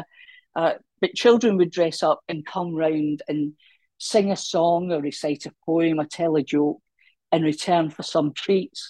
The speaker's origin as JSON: {"language": "English", "region": "Scotland", "country": "United Kingdom"}